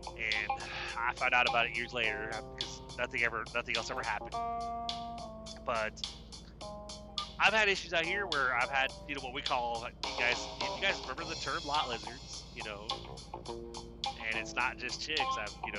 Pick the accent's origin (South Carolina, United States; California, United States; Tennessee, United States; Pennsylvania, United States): California, United States; Pasadena; it is from California, you know, which I was, like, wondering if that was even going to, you know, I'm from Pasadena.